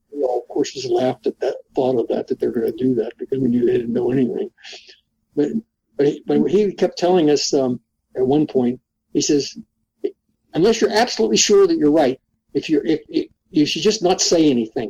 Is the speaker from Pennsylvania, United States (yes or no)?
yes; Pittsburgh, Pennsylvania, United States; moved away; I come from Pittsburgh. I come from inner city Pittsburgh